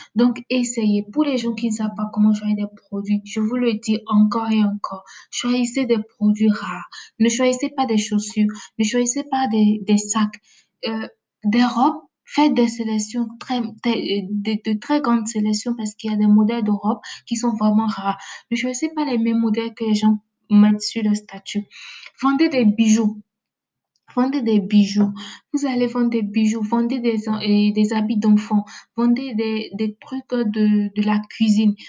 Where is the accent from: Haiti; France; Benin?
Benin; Je suis béninoise